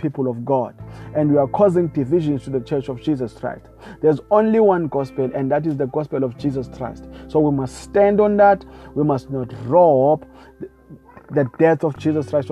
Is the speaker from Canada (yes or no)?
no; South Africa; I come from South Africa